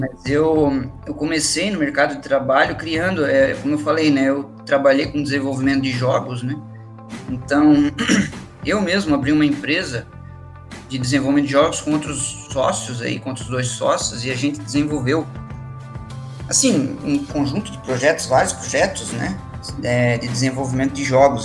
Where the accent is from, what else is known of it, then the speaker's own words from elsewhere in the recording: Joinville, Santa Catarina, Brazil; also born or lived in Curitiba, Brazil; eu sou de Joinville